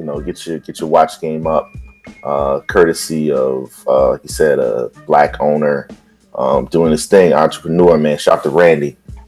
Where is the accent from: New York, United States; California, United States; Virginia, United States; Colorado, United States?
Virginia, United States; also born or lived in Philadelphia; So I'm from Virginia.